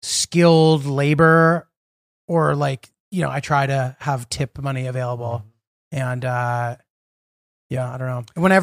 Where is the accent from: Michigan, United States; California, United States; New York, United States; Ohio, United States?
New York, United States; Brooklyn; I mean, I'm like technically from Brooklyn originally. I do know Brooklyn fairly well